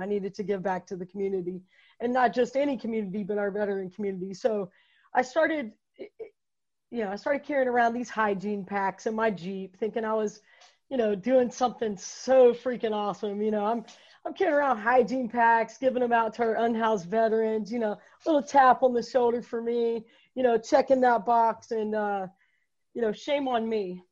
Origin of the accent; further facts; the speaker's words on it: Fayetteville, North Carolina, United States; I grew up here in Fayetteville, man. Um, lived here my whole life.